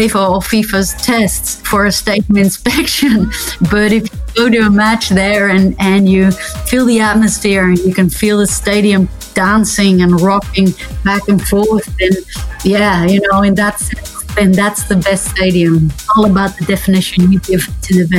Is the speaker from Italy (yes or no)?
no; Netherlands; I'm from the Netherlands